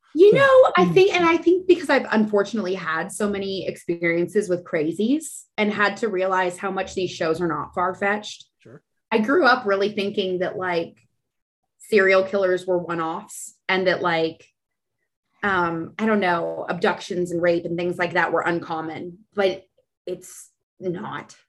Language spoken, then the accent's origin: English; San Antonio, Texas, United States; now in Austin, United States; I'm from San Antonio.